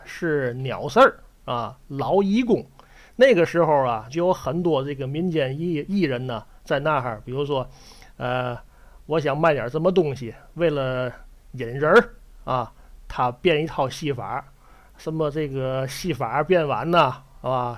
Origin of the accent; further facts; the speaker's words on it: Tianjin, China; 搁我们天津人来讲呢，对这个解放桥啊，这是非常有感情的